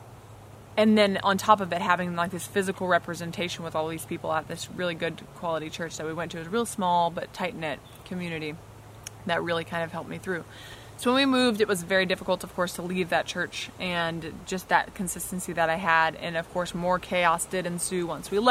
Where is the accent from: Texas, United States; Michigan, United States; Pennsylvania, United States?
Texas, United States; also born or lived in Louisiana; I was born in Louisiana and shortly thereafter moved to Texas when I was just a few years old. Like three, I believe, right after I turned three, maybe. And we moved to Texas